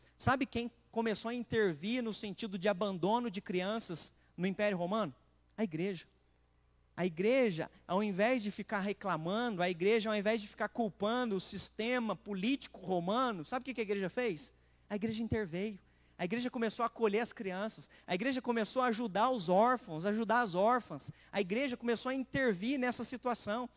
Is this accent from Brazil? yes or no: yes; Machado, Minas Gerais, Brazil; Eu sou de Machado